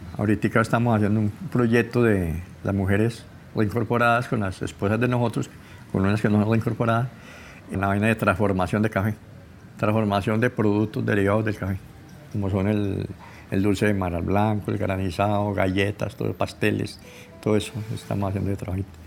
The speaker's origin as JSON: {"language": "Spanish", "town": "Buenos Aires", "region": "Valle del Cauca", "country": "Colombia", "tie": "born or raised there", "said": "Nací en Buenos Aires, Valle del Cauca"}